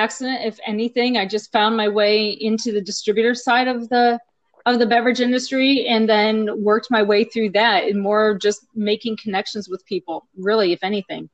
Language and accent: English; Ohio, United States; moved away as an adult; now in Texas, United States; From Ohio. I live in Texas now. Went to school in Ohio at Bowling Green State